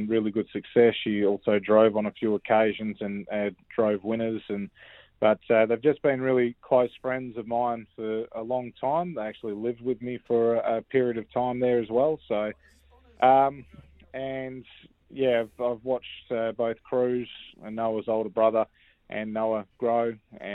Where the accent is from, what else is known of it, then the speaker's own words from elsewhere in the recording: Western Australia, Australia; also born or lived in Perth; safe and sound in my home state of WA